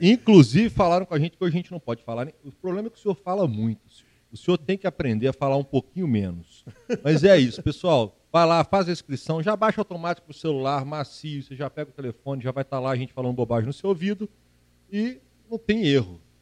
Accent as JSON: {"language": "Portuguese", "region": "Minas Gerais", "country": "Brazil", "said": "sou mineiro"}